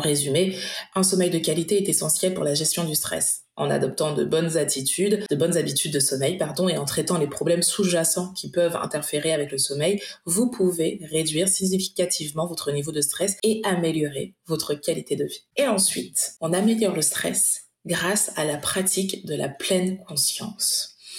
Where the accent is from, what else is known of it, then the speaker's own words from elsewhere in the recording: Martinique; je suis martiniquaise